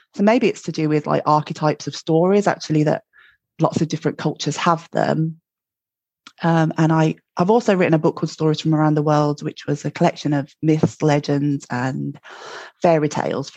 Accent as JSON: {"language": "English", "town": "Birmingham", "region": "West Midlands", "country": "United Kingdom", "tie": "born or raised there", "moved": "yes", "lives_now": "Glasgow, United Kingdom", "said": "I'm in Glasgow, but I'm from Birmingham, as you can probably tell from my accent. And uh, born and bred in Birmingham, I grew up with uh, my parents, Ron and Jean"}